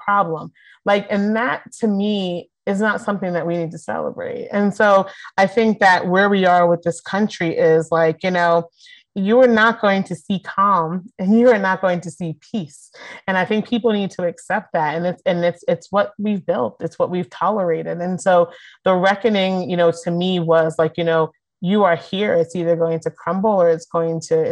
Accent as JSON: {"language": "English", "town": "Philadelphia", "region": "Pennsylvania", "country": "United States", "said": "I'm from Philly."}